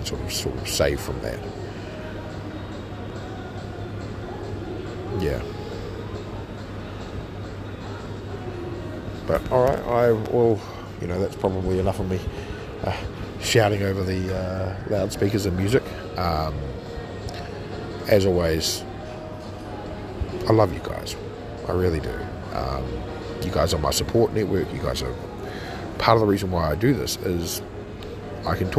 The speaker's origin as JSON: {"language": "English", "country": "New Zealand", "said": "I was a firstborn Kiwi. And I said, look, I identify as a Kiwi with, you know, European tendencies"}